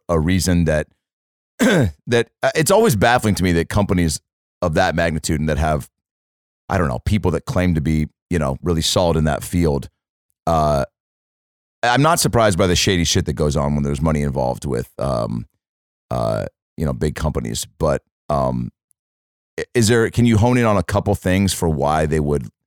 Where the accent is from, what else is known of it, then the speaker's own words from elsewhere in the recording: Seattle, Washington, United States; moved away; my hometown